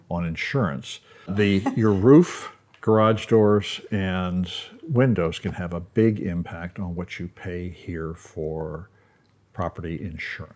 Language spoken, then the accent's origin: English; Baltimore, Maryland, United States; moved away; I grew up in Baltimore